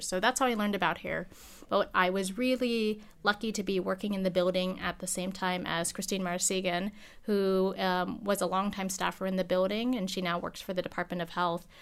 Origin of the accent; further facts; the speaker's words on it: Alaska, United States; first language English; everyone has emigrated from the Philippines except for me. I'm born here. English is my first language